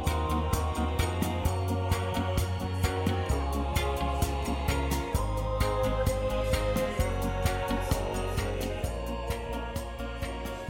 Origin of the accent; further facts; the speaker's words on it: London, United Kingdom; Been involved in reggae music all my life, all through the 60s and 70s, growing up in Tottenham